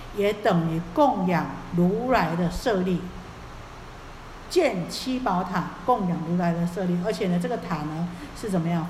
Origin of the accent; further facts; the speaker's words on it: Taiwan; 我们台湾话